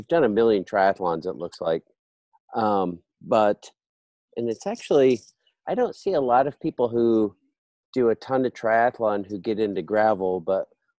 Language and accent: English; Des Moines, Iowa, United States; my hometown of Des Moines, Iowa